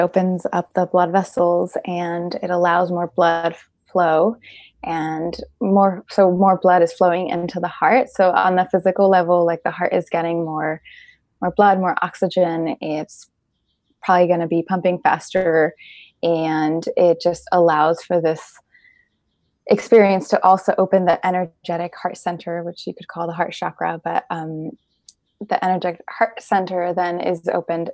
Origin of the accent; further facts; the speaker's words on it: Mexico; now in Bay Area, United States; I'm also from Mexico